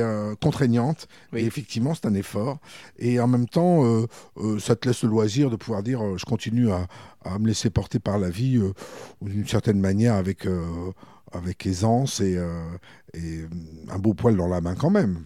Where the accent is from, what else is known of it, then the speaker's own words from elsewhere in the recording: Bourges, Centre-Val de Loire, France; also born or lived in Paris; j'ai grandi à Bourges à partir de mes six ans